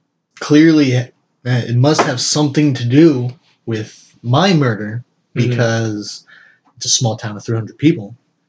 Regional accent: New York, United States; I'm from New York. I speak English.

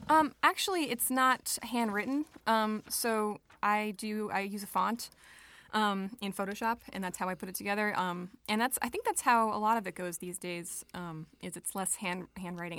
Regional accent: Long Island, New York, United States; moved away as an adult; also born or lived in Brooklyn, New York; now in Rochester, United States; raised on Long Island

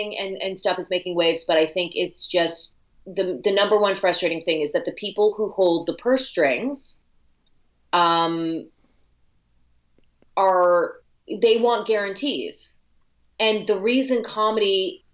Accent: Canada

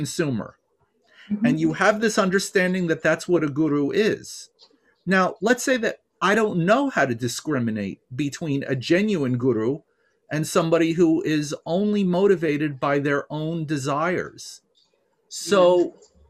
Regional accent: New York, United States; I grew up here in New York at a time where we had lots of gurus coming in from India

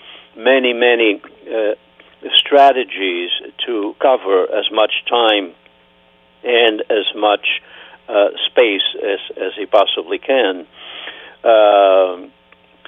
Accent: Terceira, Azores, Portugal; first language Portuguese; English is a second language; moved away as an adult; now in Massachusetts, United States; I am from Terceira

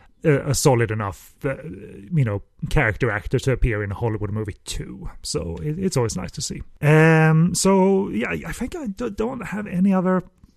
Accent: Hong Kong; I came from Hong Kong. Melodrama is our bread and butter, so I can cry if you like.

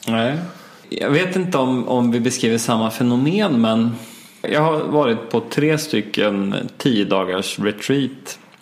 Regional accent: Östergötland, Sweden; moved away; det lilla samhälle som jag växte upp i i Östergötland

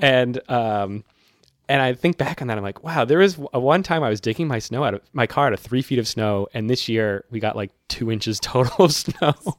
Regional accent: Massachusetts, United States; now in New York City, United States; I'm from Massachusetts, where it snows considerably

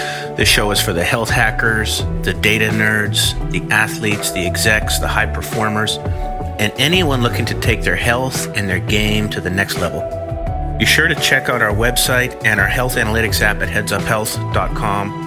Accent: Winnipeg, Manitoba, Canada; I'm from Winnipeg, Canada

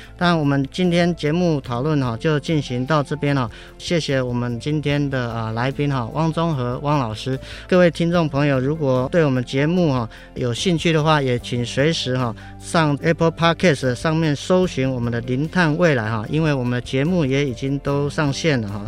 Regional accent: Taiwan; 我们台湾人

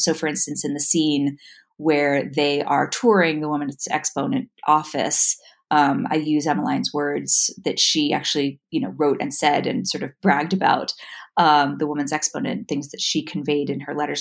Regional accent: New York City, New York, United States; moved away as an adult; also born or lived in San Francisco / Boston; now in Utah, United States; I moved here from New York City, where I was actually born and raised. So I was uh, raised in Manhattan

